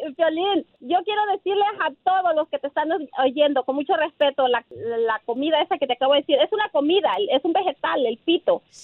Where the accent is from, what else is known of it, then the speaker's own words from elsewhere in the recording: Nayarit, Mexico; now in Portland, United States; yo soy de Nayarit, como ya lo dijiste. Llego aquí a Portland, Oregon en 1999.